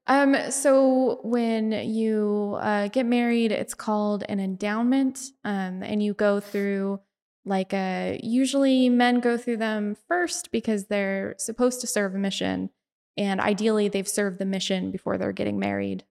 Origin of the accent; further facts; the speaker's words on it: Bountiful, Utah, United States; I'm from Bountiful, so I'm right in between Ogden and Salt Lake